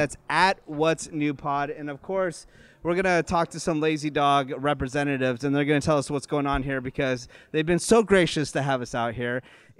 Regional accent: Newark, California, United States; my hometown of Newark, California.

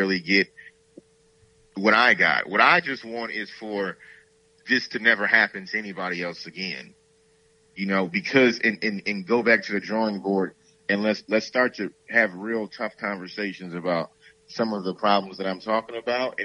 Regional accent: Saginaw, Michigan, United States; I'm from Saginaw, Michigan

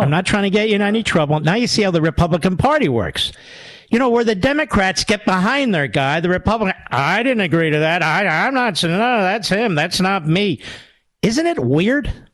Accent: Philadelphia, Pennsylvania, United States; when I was a kid growing up in Philadelphia

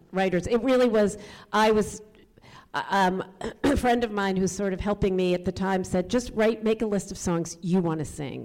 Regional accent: a Washington D.C. suburb, Maryland, United States; moved away; also born or lived in New York; I grew up in a, a Washington D.C. suburb

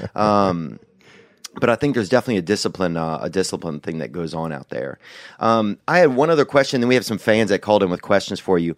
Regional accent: United States; I'm an American

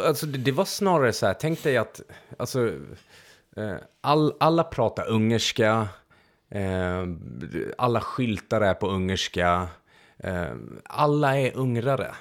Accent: Transylvania, Romania; Swedish is a second language; moved away; jag föddes i Transylvanien

